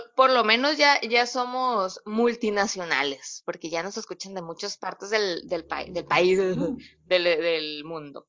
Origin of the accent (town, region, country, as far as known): Mexico